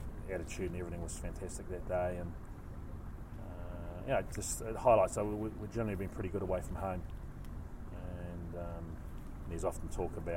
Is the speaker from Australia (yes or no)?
no; New Zealand; moved away as an adult; now in Glasgow, United Kingdom; I'm a Kiwi